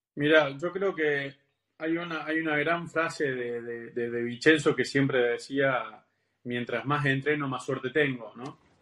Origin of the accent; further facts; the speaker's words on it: Argentina; yo soy argentino